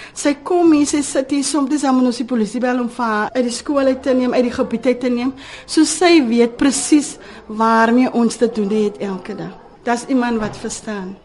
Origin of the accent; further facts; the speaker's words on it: Cape Town, Western Cape, South Africa; ek het hier groot geword in Manneweg